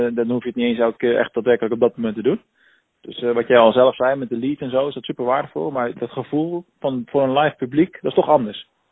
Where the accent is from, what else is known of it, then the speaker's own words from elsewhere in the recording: Rotterdam, South Holland, Netherlands; moved away; iets Rotterdams. Hè, ik bedoel, uh, ik kom er zelf ook vandaan